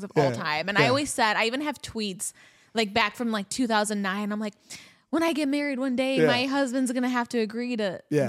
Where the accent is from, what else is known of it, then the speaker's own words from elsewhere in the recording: Scottsdale, Arizona, United States; also born or lived in Michigan; Like I was born in Michigan. I grew up in Scottsdale. Like I was there for about 12 years, grew up there.